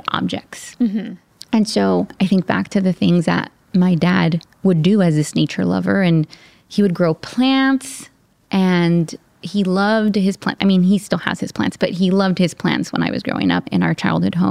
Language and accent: English; South Gate, California, United States; growing up in Southgate, California, in Southern California